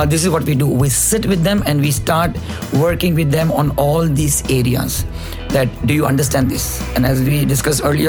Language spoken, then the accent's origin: English; Mumbai, Maharashtra, India; moved away as an adult; now in Dubai, United Arab Emirates; I come from Bombay, been in Dubai from 2005